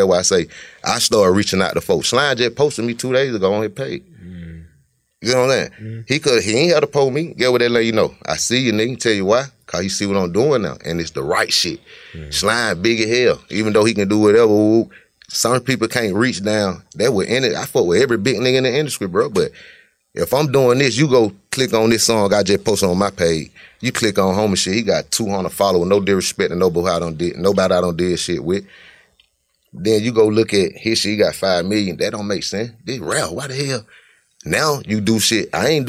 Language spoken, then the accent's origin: English; Cleveland, United States; be knowing I'm from Cleveland, been from Cleveland